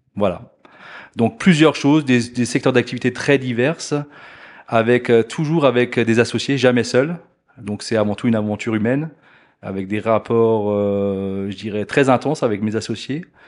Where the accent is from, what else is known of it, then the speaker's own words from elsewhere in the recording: Alsace, Grand Est, France; moved away as an adult; now in Blonay, Switzerland; à la base, je suis alsacien, donc pas très loin d'ici non plus